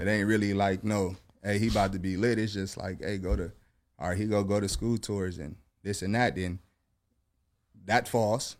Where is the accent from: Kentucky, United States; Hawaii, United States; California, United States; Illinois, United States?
California, United States; Long Beach; I'm from Long Beach